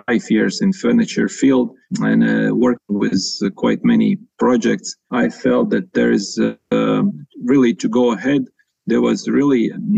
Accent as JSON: {"language": "English", "country": "Latvia", "said": "I'm from Latvia"}